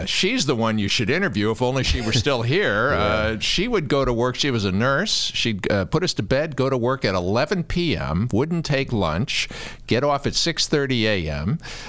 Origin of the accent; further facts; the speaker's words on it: Washington, District of Columbia, United States; also born or lived in Prince George's County, Maryland; now in Chicago, United States; I grew up in Washington, D.C., over near Catholic University in Northeast D.C., and out in Prince George's County, Maryland, on 43rd Street. And I went to Holy Comforter on East Capitol Street, about 20 blocks from the U.S. Capitol.